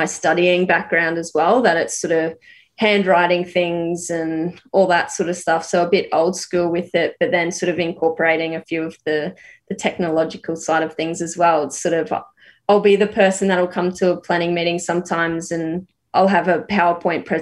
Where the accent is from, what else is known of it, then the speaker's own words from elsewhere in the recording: Rockhampton, Queensland, Australia; also born or lived in Brisbane; growing up in Rocky in a regional area